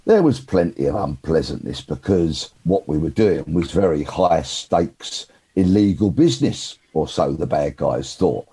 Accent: London, United Kingdom; I'm from South London

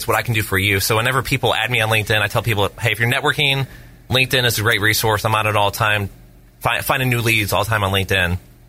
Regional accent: Indiana, United States; moved away as an adult; now in Tampa Bay, United States; I moved here 7 years ago. I'm from Indiana.

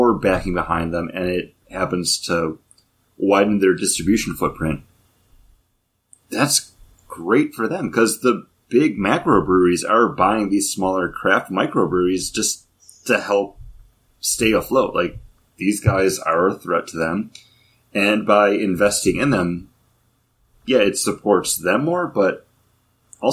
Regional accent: Orchard Park, New York, United States; moved away; I grew up in Orchard Park

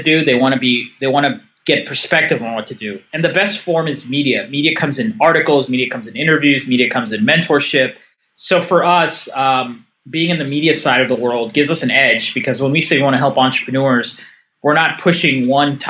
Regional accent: the Bay Area, California, United States; I'm a California born and raised entrepreneur

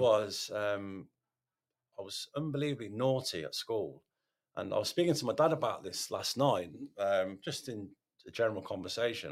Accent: Radford, United Kingdom; I was I was brought up in Radford, and I went to St Augustine's

